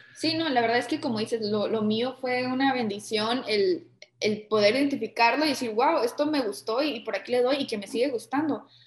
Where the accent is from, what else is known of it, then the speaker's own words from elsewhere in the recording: Tijuana, Baja California, Mexico; yo soy mexicana